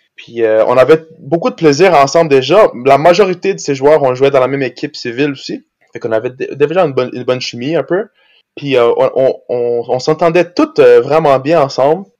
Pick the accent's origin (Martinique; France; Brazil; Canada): Brazil; moved away; quand j'étais jeune, j'habitais au Brésil